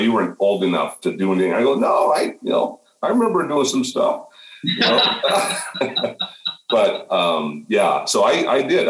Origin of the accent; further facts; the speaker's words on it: northern Minnesota, United States; moved away as an adult; now in Chicago, United States; I grew up on a farm 10 miles from the Canadian border in northern Minnesota